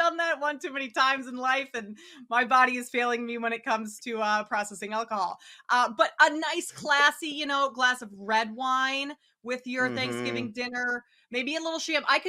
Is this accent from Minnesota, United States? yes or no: yes; Minnesota, United States; now in Chicago, United States; I live in Chicago right now, but I'm from Minnesota.